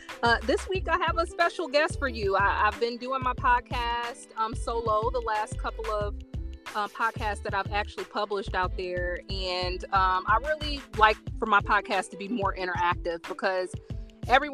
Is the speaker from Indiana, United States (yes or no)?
yes; Indiana, United States; I'm from Indiana, the northern state